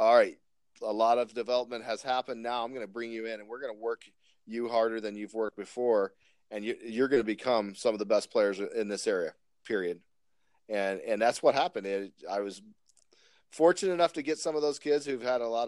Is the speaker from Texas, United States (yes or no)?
yes; Texas, United States; now in Spokane Valley, United States; I grew up in Texas